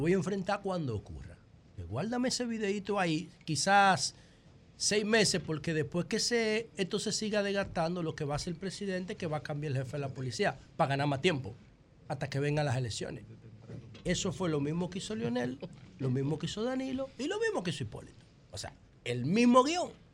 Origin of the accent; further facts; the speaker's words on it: Dominican Republic; como dominicano